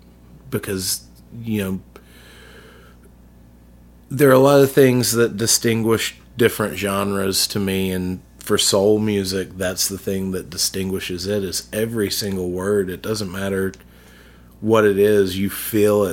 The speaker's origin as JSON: {"language": "English", "town": "Jackson", "region": "Mississippi", "country": "United States", "tie": "born or raised there", "also_born_or_lived": "Pascagoula, Mississippi", "said": "when I was in Jackson, growing up in South Jackson"}